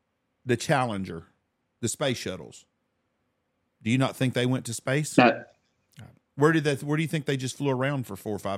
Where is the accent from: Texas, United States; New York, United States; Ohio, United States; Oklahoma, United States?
Texas, United States; Wichita Falls; when I grew up in Wichita Falls